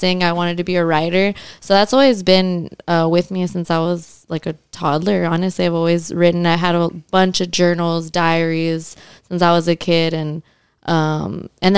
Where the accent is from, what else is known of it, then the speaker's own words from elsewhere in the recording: McAllen, Texas, United States; I was born and raised in McAllen, Texas, and I'm a singer-songwriter